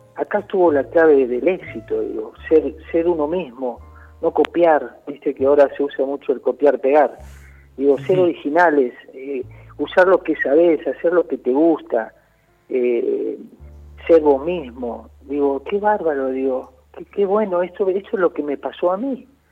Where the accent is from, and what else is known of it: Argentina